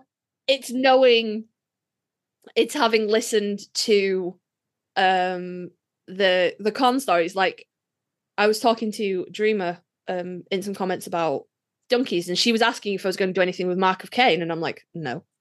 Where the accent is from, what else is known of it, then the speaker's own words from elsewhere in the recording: United Kingdom; I'm British